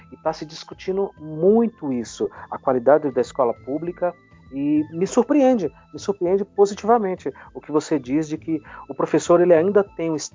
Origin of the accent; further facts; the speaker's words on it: Bahia, Brazil; o sotaque eu disfarço muito bem, então não são todos os colegas que sabem que eu sou baiano, né?